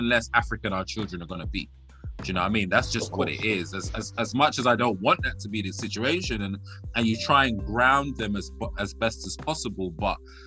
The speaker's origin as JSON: {"language": "English", "region": "London", "country": "United Kingdom", "tie": "born or raised there", "also_born_or_lived": "Sierra Leone", "said": "I was born in this country, I was born in London, but I was, you know, fortunate enough to spend some time in Sierra Leone."}